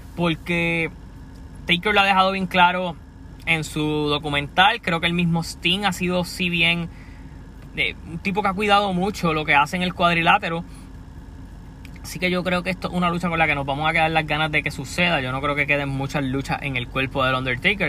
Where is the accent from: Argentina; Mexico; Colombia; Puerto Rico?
Puerto Rico; soy de Puerto Rico.